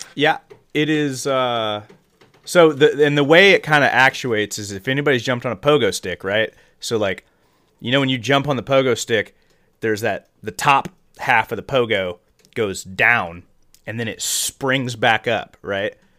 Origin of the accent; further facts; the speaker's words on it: Midwest, United States; growing up in the Midwest